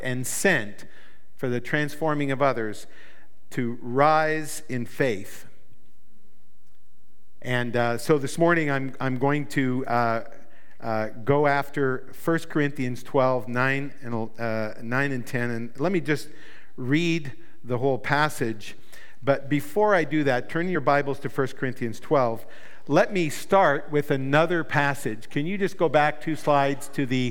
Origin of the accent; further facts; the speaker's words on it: New Brunswick, Canada; I come from New Brunswick in Canada.